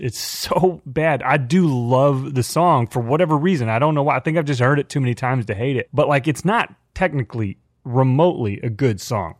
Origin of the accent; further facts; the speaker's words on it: Dallas Fort Worth area, Texas, United States; growing up in the Dallas Fort Worth area in a family of die-hard Cowboys fans